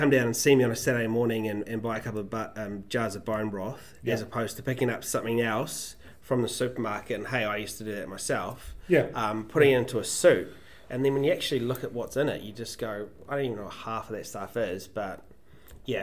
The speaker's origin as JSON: {"language": "English", "region": "Hawke's Bay", "country": "New Zealand", "tie": "born or raised there", "said": "I grew up in Hawke's Bay, just down the road from where they are"}